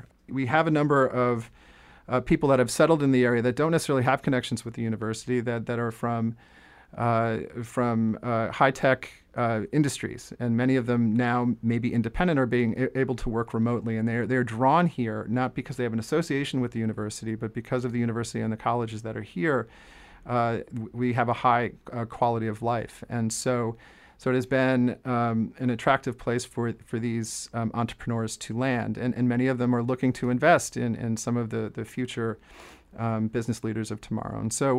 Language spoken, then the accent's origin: English; Jersey Shore, New Jersey, United States; now in Amherst, United States; I grew up on the Jersey Shore